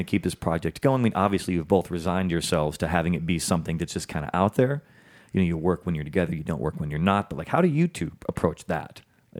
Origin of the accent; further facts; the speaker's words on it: Chicago, Illinois, United States; moved away; I'm from Chicago, man.